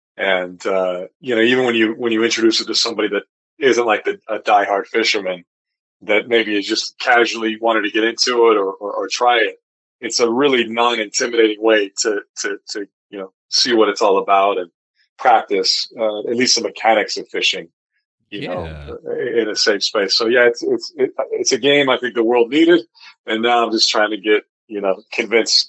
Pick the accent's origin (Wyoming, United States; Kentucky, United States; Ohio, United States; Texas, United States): Wyoming, United States; now in Salt Lake City, United States; I grew up in Wyoming